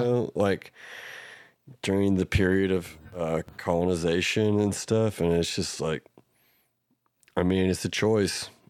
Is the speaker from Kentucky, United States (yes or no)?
no; Oklahoma, United States; we're from Oklahoma